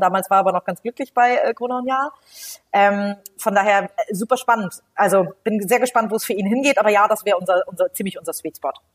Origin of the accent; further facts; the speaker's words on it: Hamburg, Germany; gebürtige Hamburgerin, ähm, habe hier ähm, bin hier zur Schule gegangen, habe hier studiert